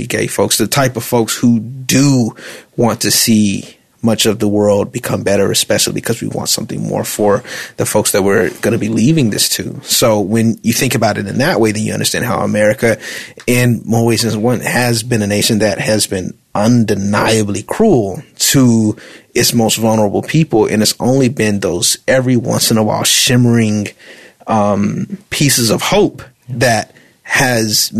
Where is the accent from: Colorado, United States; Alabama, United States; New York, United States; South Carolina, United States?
Alabama, United States; that's where I'm from Alabama